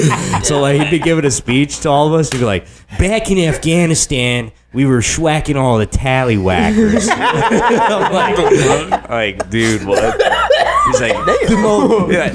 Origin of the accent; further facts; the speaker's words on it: Chicago, Illinois, United States; also born or lived in Germany; I was born in Germany, man, and I came to the States in Chicago when I was like 3 months old